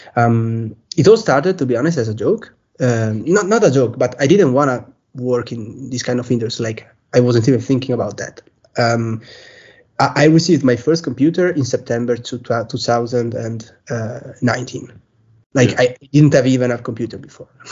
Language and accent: English; Belluno, Veneto, Italy; also born or lived in Bolzano; I'm from Italy. So I live in Belluno. It's a small town near near Venice, close to Venice.